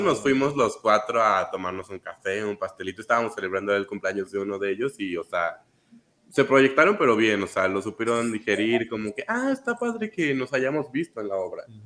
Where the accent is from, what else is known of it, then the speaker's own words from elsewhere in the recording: Querétaro, Mexico; moved away as an adult; now in Mexico City, Mexico; yo soy de provincia, les comparto. Y soy de Querétaro. Y cuando me mudé para acá, para Ciudad de México